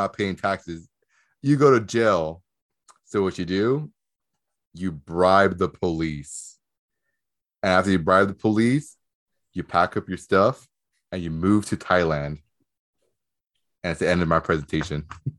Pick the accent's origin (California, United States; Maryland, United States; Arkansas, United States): California, United States; Redlands; I'm from Redlands.